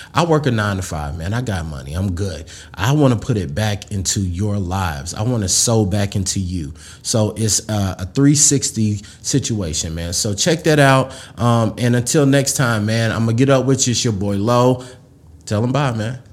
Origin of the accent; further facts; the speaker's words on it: Mississippi, United States; I was a kid from Mississippi